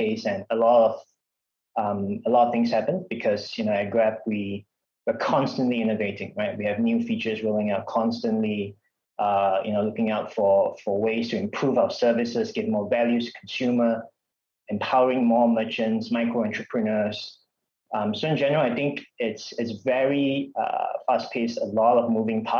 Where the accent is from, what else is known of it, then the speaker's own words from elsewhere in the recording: Kedah, Malaysia; as a child growing up in Kedah